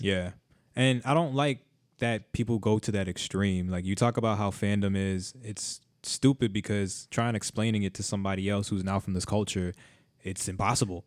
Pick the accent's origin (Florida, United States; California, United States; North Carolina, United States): Florida, United States; South; I grew up in South Florida.